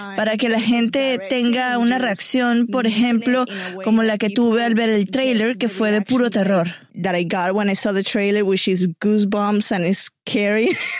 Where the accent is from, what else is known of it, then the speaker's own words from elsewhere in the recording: Venezuela; Soy latinoamericana de Venezuela y crecí escuchando la leyenda de La Llorona